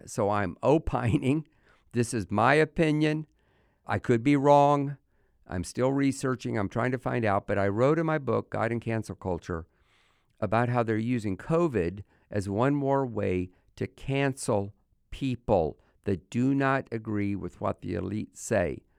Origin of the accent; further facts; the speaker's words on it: United States; as an American